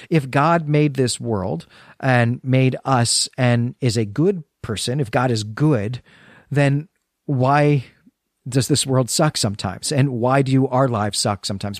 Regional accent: United States; our identity as Americans

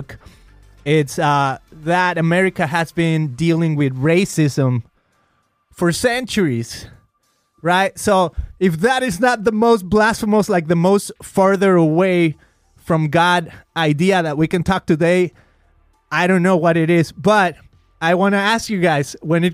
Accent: Mexico; moved away as an adult; now in United States; I'm a Mexican guy. I grew up in Mexico 24 years of my life. Then I came to the U.S.

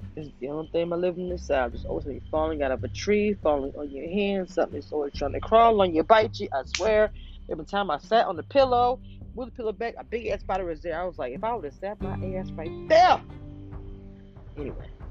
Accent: the South, United States; also born or lived in Louisiana; now in Texas, United States; I am from the South. I live in Texas at this moment

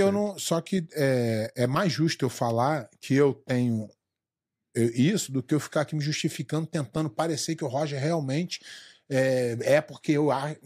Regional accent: Brazil; moved away as an adult; also born or lived in Rio de Janeiro; eu saí do Brasil há 14 anos

